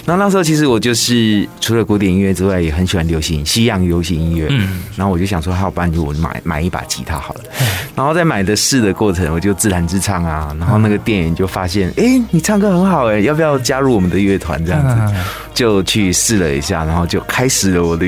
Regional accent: Taitung, Taitung County, Taiwan; 我是台东出生的

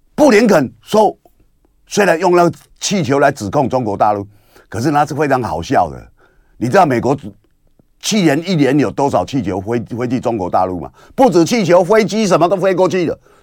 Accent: Kinmen County, Taiwan; 我们金门人过去跟共产党打过三次战争啊

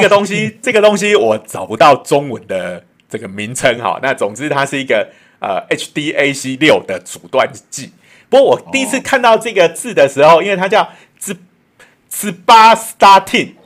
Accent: Taiwan; 我们台湾人

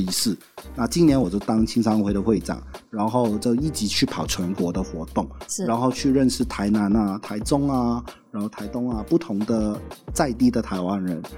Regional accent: Hong Kong; first language Cantonese; Chinese is a second language; moved away as an adult; now in Taiwan; 来自香港的

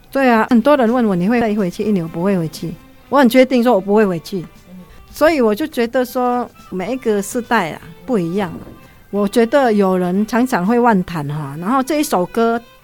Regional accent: Indonesia; now in Taiwan; 我们印尼人都会用印尼的发音

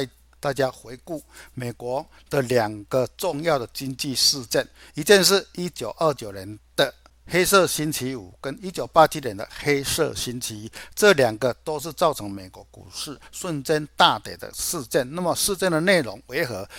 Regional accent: Chiayi, Chiayi City, Taiwan; 大家好，

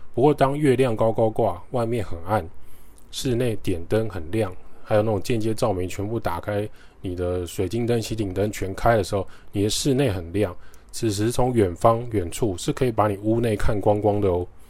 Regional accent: Taiwan; 这就是我们台湾长大很常见的传统市场的画面

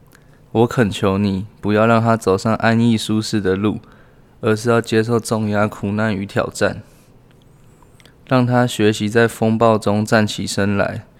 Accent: Taoyuan, Taiwan; 。我爷爷是跟老蒋一起来台湾的老兵

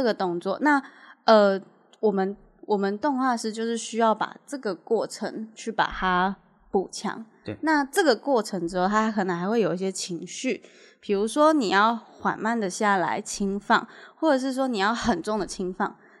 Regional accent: Taiwan; 我们台湾人

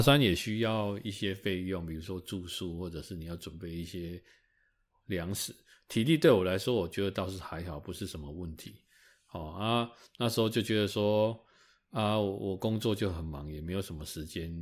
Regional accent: Taiwan; 应该身为台湾人

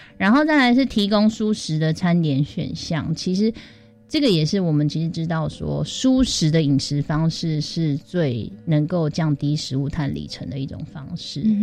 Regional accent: Taiwan; 我们台湾自己真的有可能抗抵抗那个极端气候吗？

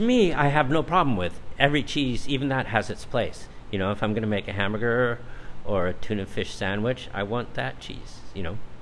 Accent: Los Angeles, California, United States; moved away as an adult; now in Taichung, Taiwan; I come from Los Angeles, we have a lot of vegetables and everything around where I grew up

